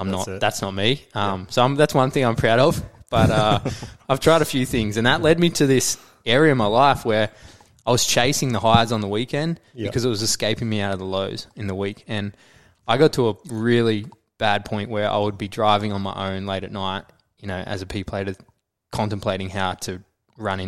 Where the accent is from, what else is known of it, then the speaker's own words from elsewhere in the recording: Noosa, Queensland, Australia; also born or lived in Brisbane; we moved to Noosa from Brisbane